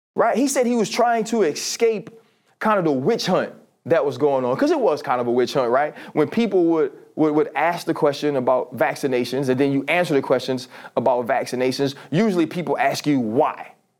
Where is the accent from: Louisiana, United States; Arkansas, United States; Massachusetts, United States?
Louisiana, United States; New Orleans; I'm from New Orleans. I'm a black kid that grew up in New Orleans. I'm from the South